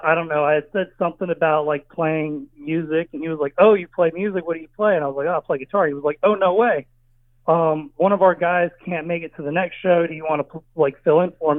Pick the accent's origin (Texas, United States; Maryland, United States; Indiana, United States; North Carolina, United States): North Carolina, United States; Charlotte; moved away as an adult; also born or lived in Long Island, New York; now in California, United States; I'm not from North Carolina. I'm from Long Island. Um, I moved to North Carolina at a very young age